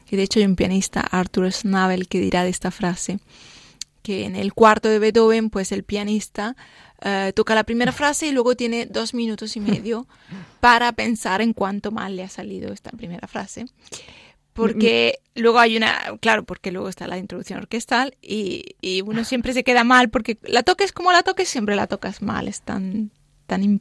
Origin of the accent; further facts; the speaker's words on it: Spain; Sí, yo soy española.